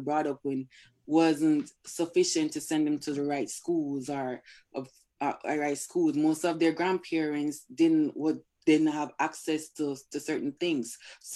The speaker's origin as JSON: {"language": "English", "country": "Jamaica", "tie": "born or raised there", "also_born_or_lived": "Brooklyn, New York", "moved": "as an adult", "lives_now": "United States", "said": "I grew up in Jamaica."}